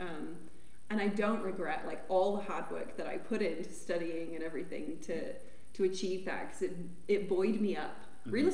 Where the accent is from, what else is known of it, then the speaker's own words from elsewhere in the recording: Amarillo, Texas, United States; now in Colorado, United States; I'm from Amarillo, Texas